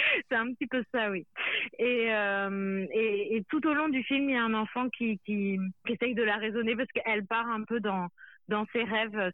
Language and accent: French; Pays de la Loire, France; il y a les Pays de la Loire, là d'où je viens